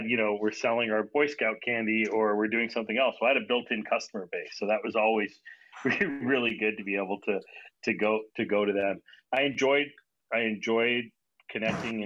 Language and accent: English; small town just north of Toronto, Ontario, Canada; also born or lived in New Delhi, India; I was born in New Delhi, India, and my parents, I like to say, exported me to Canada at the early age of one. So I grew up in Toronto for our first 5 years, and then my dad moved to a small town of like 24,000 people just north of Toronto, about an hour away